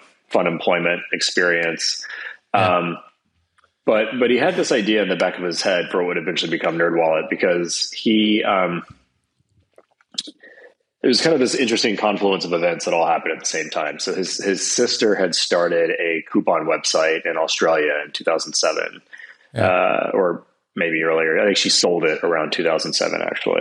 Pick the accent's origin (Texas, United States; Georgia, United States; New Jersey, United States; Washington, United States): Georgia, United States; Atlanta; moved away as an adult; also born or lived in Boston / New York; We grew up in Atlanta together